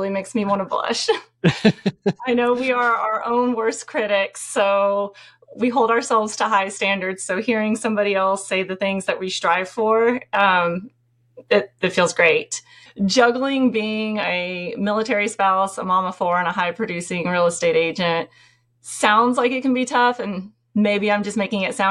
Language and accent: English; Tennessee, United States; moved away; we're from Tennessee